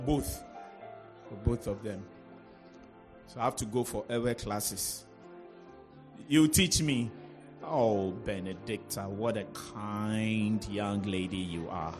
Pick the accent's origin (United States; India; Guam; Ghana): Ghana; Accra, Greater Accra; I was born in La, and that's where I grew up.